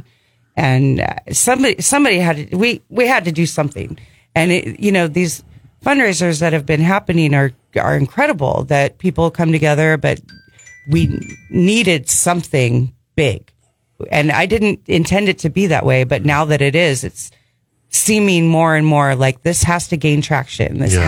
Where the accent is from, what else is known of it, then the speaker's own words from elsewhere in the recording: Azusa, California, United States; moved away as an adult; now in Central Coast, California, United States; I grew up in Azusa, Glendora, Covina, that area.